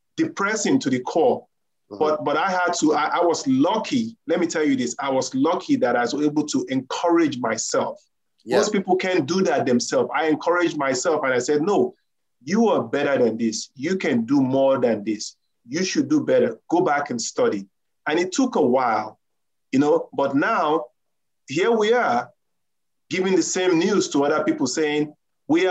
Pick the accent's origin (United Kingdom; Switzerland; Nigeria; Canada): Nigeria; now in United States; I am originally from Nigeria